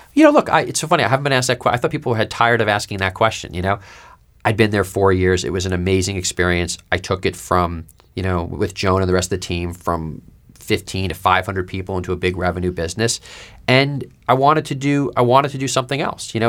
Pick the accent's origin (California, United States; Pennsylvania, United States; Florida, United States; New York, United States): New York, United States; moved away; I grew up in New York